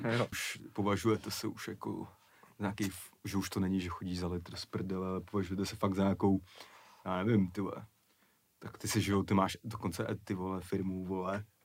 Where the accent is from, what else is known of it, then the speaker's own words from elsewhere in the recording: Prague, Czechia; kde jsem vyrůstal ve Strašnicích